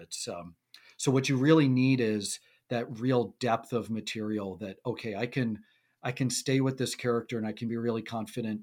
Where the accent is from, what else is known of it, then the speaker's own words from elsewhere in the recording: Buffalo, New York, United States; growing up in Buffalo